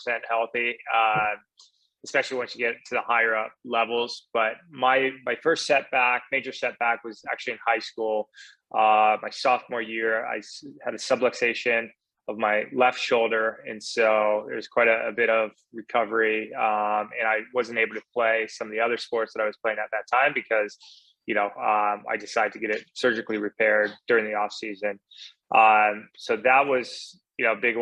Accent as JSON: {"language": "English", "town": "Newport Beach", "region": "California", "country": "United States", "tie": "born or raised there", "said": "I grew up in Southern California in Newport Beach"}